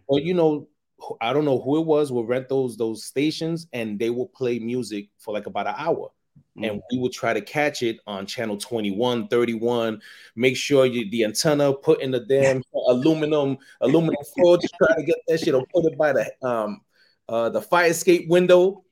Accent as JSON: {"language": "English", "town": "New York City", "region": "New York", "country": "United States", "tie": "born or raised there", "said": "growing up in the Bronx."}